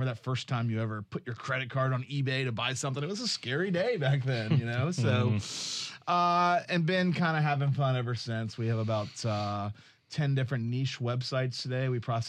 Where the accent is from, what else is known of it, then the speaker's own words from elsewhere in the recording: Jacksonville, Florida, United States; Yep. Born and raised.